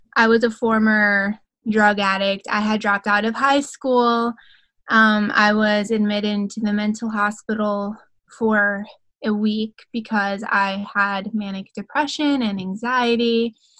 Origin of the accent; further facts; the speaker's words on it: Grand Rapids, Michigan, United States; moved away as an adult; now in Alexandria, United States; I'm actually from Grand Rapids, Michigan